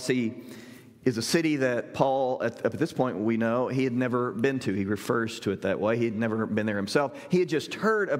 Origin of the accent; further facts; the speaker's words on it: Southern Illinois, United States; the church I grew up in Southern Illinois